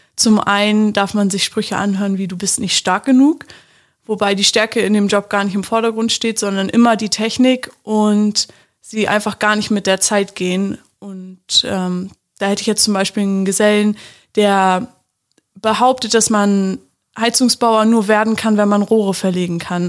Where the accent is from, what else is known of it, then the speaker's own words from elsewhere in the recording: Magdeburg, Saxony-Anhalt, Germany; ich komme aus dem schönen Magdeburg